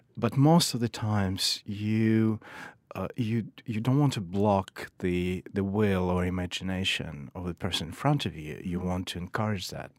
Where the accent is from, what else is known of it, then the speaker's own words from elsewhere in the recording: Kyiv, Ukraine; moved away; also born or lived in Saint Petersburg, Russia; I grew up in Kiev, Ukraine